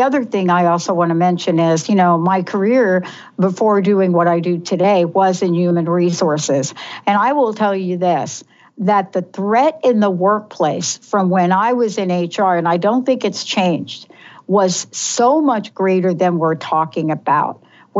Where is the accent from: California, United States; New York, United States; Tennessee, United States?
New York, United States; I grew up in New York, so, you know, there's an environment in New York City where you're used to certain things.